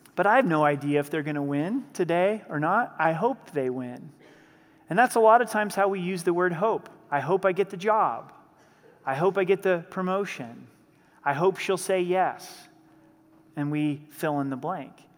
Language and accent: English; the Northwest, Pacific Northwest, United States; now in Colorado Springs, United States; I grew up in the Northwest, and being in the Northwest, I rooted for the Seattle Seahawks.